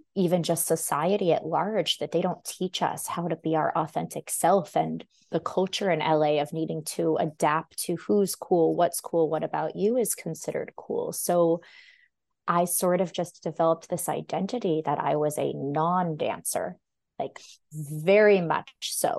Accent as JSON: {"language": "English", "town": "Los Angeles", "region": "California", "country": "United States", "tie": "born or raised there", "also_born_or_lived": "Michigan", "moved": "as an adult", "said": "I grew up in Los Angeles"}